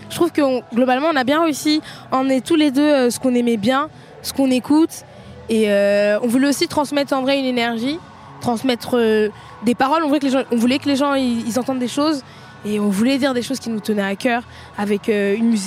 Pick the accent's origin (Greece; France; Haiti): France; Franchement, moi, je suis bien FR, je parle pas très bien anglais, c'est pas un problème, j'ai un accent de merde.